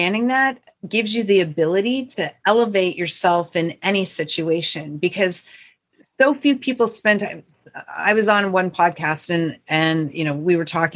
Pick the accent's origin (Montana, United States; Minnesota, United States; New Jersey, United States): Montana, United States; north central; the town I grew up in is a small town of about 550 people in north central Montana.